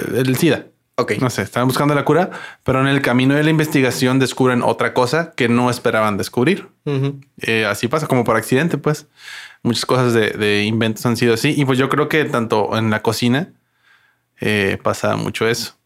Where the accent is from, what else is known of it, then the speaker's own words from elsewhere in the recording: La Paz, Baja California Sur, Mexico; yo soy mexicano, ¿no? Soy paseño.